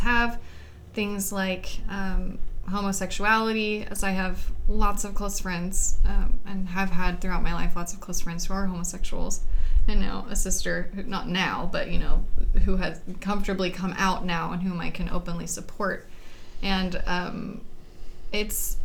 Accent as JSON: {"language": "English", "region": "Southwest Missouri", "country": "United States", "tie": "born or raised there", "said": "I was born in Missouri. Southwest Missouri, and have lived here most of my life."}